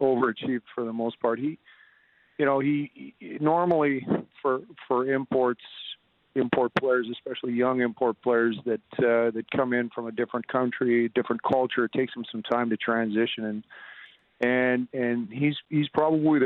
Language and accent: English; Lethbridge, Alberta, Canada; moved away; I'm originally from Lethbridge, so being a Southern Albertan